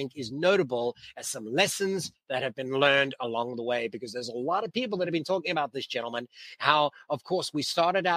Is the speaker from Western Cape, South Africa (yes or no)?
yes; Cape Town, Western Cape, South Africa; moved away; my hometown, Cape Town